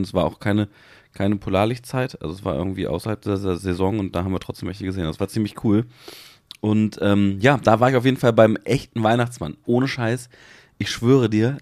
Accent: Hanover, Lower Saxony, Germany

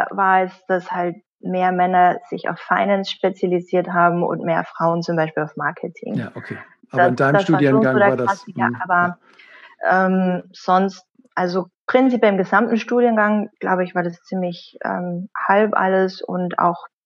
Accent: Carinthia, Austria; moved away as an adult; groß geworden bin ich in Österreich, in mhm. Kärnten. Mhm und bin dann ähm, mit 18 äh, so schnell wie möglich äh, in die größte Stadt äh, gegangen

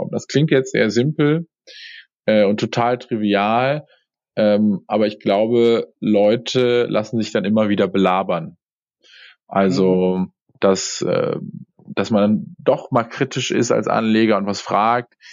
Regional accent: Cologne, North Rhine-Westphalia, Germany; aber äh, ich komme aus dem Rheinland. Rheinland. Ja, genau, dann Fort ja. in Köln.

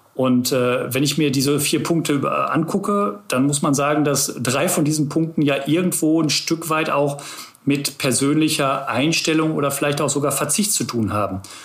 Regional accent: Ruhr area, North Rhine-Westphalia, Germany; now in Hamburg, Germany; ich bin eigentlich ein Kind des Ruhrgebiets. Das heißt, ich bin wirklich zwischen ja, zwischen Kohlekraftwerken, zwischen Zechen aufgewachsen

